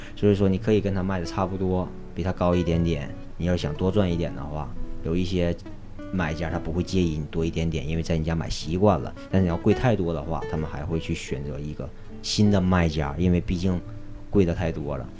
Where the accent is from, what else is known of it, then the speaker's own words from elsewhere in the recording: China; now in Los Angeles, United States; 我是中国人